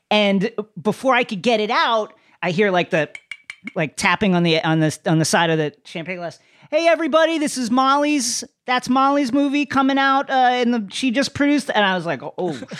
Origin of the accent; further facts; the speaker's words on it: Philippines; like I I'm Filipino and so I didn't even have the, the the benefit of being like a famous Asian nationality.